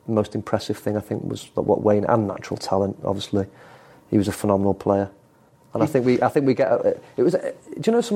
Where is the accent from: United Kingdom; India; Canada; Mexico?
United Kingdom; England; I'm English